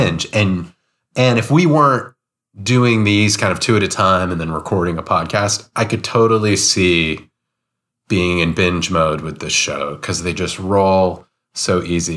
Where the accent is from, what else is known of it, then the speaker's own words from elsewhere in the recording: United States; as an American